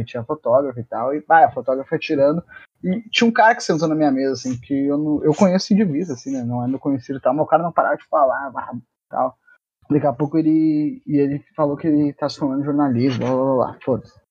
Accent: Rio Grande do Sul, Brazil; a gente é gaúcho

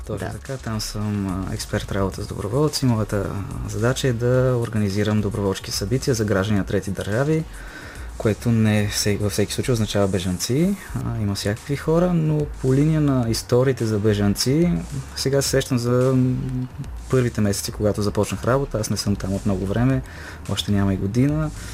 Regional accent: Bulgaria; като българи

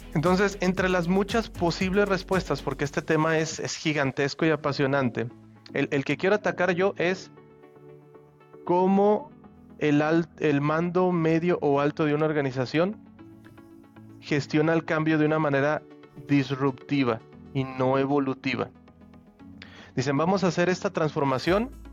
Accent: Aguascalientes, Mexico; also born or lived in Toluca / Argentina; now in Nuevo León, Mexico; yo soy em, de Aguascalientes, pero hace tiempo que ya, digamos, me moví de allí.

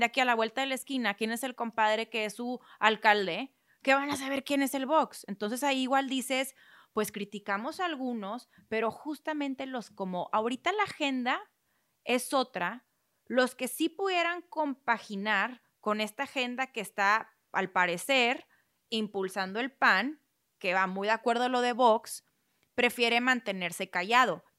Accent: Mexico; Siempre como sociedad mexicana hemos estado de, o sea, la mayoría ha estado de una u otra forma muy apegado a las causas religiosas

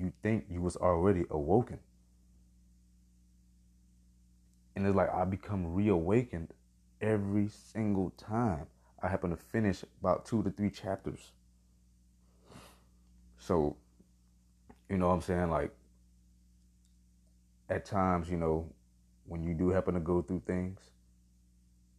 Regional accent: Miami, Florida, United States; Born and raised in the county of Dade. Man, I'm from Miami

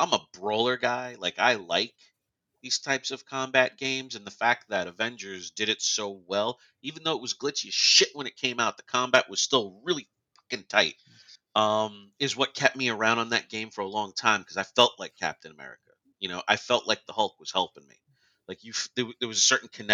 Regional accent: New York, United States; growing up in New York

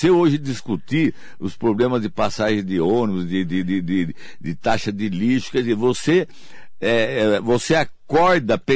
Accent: São Paulo, Brazil; Eu, como sou de São Paulo, eu torço para que essa terceira via seja o nosso governador é, do estado de São Paulo, que é o, o João Dória.

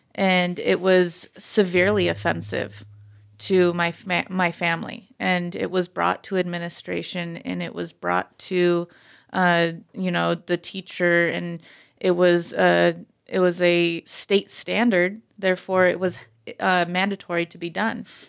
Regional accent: United States; was raised in this community

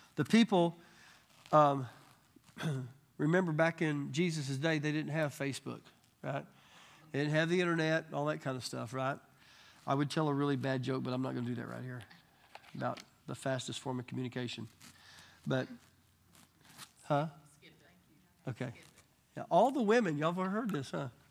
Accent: Arkansas, United States; I'm from Arkansas, you know. We're just Arkansas

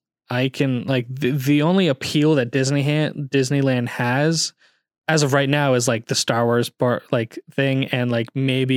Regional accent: Calgary, Alberta, Canada; born there; We actually ended up going early because I was born in Calgary.

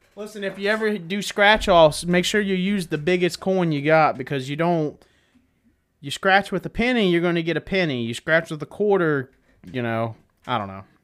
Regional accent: Florida, United States; I'm from Florida.

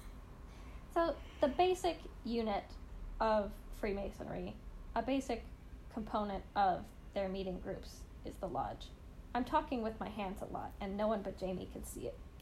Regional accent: Canada

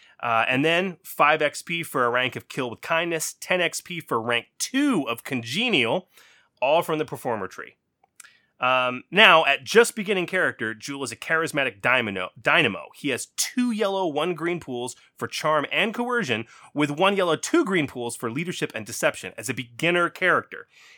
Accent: Texas, United States; I'm Texan.

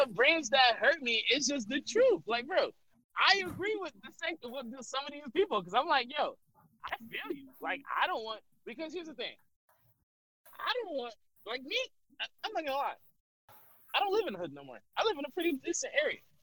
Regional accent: United States; I'm an American

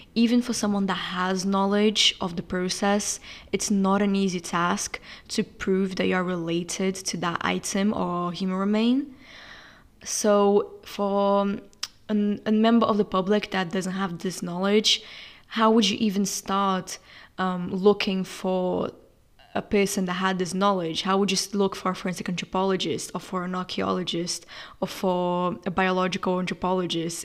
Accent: Brazil; moved away as an adult; now in England, United Kingdom; I'm from Brazil and I'm studying in England.

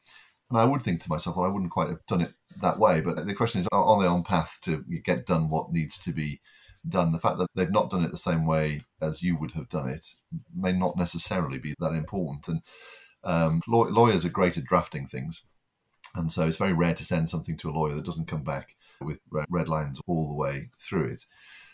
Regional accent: the North East, North East England, United Kingdom; moved away; I'm originally from the Northeast, and the first generation to go to university

